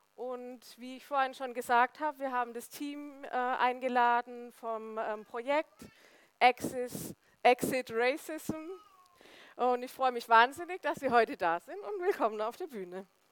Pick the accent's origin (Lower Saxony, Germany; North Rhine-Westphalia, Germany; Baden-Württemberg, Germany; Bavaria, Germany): Baden-Württemberg, Germany; Söllingen; also born or lived in Remchingen; ich bin im wunderschönen Söllingen im Finstal aufgewachsen